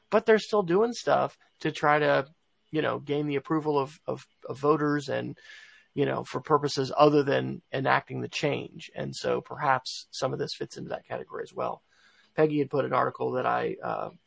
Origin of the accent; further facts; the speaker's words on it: United States; we in the United States